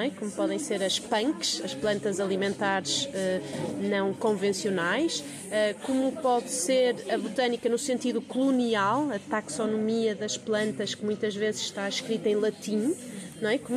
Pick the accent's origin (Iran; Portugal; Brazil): Portugal; Sintra, Lisbon; moved away; eu não sou de cá originalmente, já cá estou há 12 anos, mas não sou de cá, eu sou da Vila de Sintra e nós comemoramos o corpo de Deus, a festa do Pão por Deus